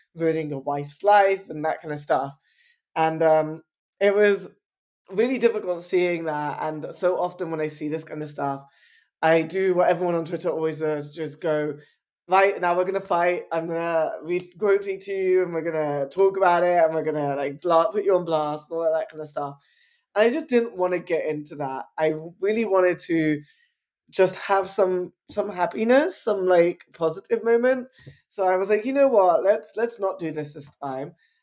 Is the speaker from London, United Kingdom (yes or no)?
yes; London, United Kingdom; I'm an Indian bisexual man born and raised in Southall in West London.